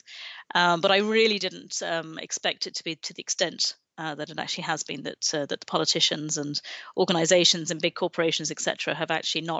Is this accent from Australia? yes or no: no; Baghdad, Baghdad Governorate, Iraq; moved away; my father is Iraqi, and I grew up in Baghdad in the 70s